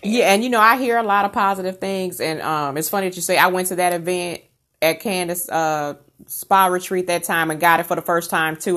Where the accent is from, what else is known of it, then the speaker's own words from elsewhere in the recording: Rockford, Illinois, United States; moved away; I'm originally from Chicago in Rockford, Illinois area